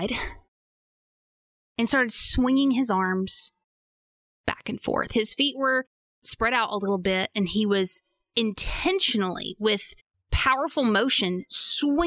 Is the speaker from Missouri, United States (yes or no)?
no; Arkansas, United States; I'm from Arkansas.